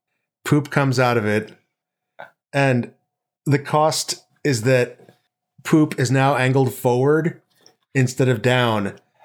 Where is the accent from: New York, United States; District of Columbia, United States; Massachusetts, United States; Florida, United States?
New York, United States; accent: New York; it sound like I was from New York, which I was.